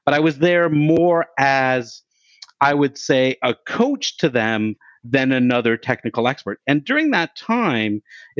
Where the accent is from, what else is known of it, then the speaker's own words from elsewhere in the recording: Canada; I'm Canadian